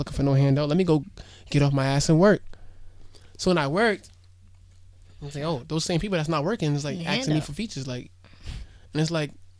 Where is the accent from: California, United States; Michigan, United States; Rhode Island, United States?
Rhode Island, United States; I embrace my hometown